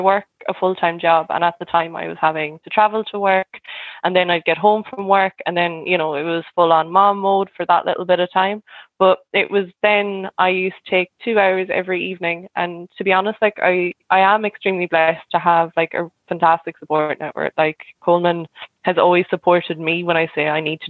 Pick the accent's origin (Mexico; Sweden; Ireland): Ireland; Cork, Munster; now in Galway, Ireland; I'm originally from Cork, but I've lived in Galway maybe like the past 12, 13 years